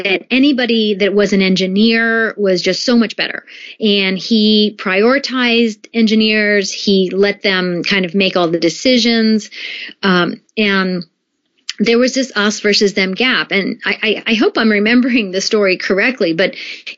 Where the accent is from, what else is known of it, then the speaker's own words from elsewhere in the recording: United States; moved away as an adult; also born or lived in Japan; I grew up in the United States for the most part